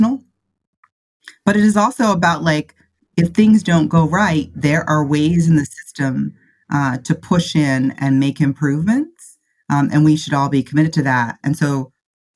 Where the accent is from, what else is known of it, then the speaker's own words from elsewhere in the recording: Midwest, United States; I grew up in the Midwest in a small city, big town